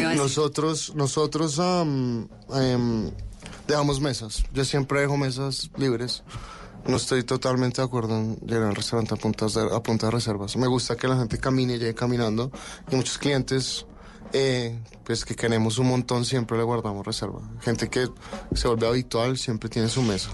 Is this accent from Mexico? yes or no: no; Colombia; moved away as an adult; also born or lived in Barcelona, Spain / France / Denmark; Soy colombiano